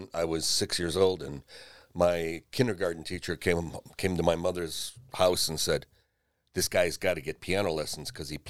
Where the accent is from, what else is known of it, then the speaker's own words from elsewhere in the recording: Seven Hills, Ohio, United States; Seven Hills, right off Rockside Road. Went to Ignatius.